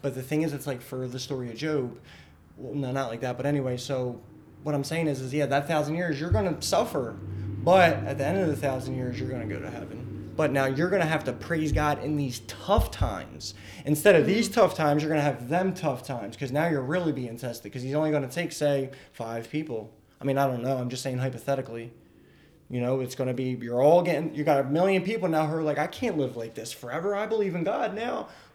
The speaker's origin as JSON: {"language": "English", "town": "Philadelphia", "region": "Pennsylvania", "country": "United States", "tie": "born or raised there", "moved": "yes", "lives_now": "York, United States", "said": "I grew up in Philly"}